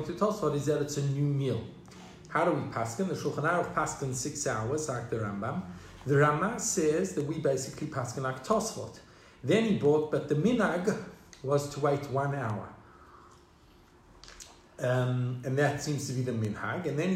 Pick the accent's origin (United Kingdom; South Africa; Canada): South Africa; Growing up in South Africa, that was a very established minhag